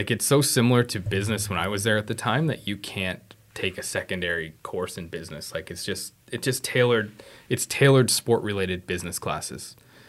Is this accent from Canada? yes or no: yes; Sault Ste. Marie, Ontario, Canada; moved away as an adult; also born or lived in St. Catharines, Ontario / Mississauga, Ontario / Kingston, Ontario; now in Moncton, Canada; Sault Ste. Marie, Ontario, originally.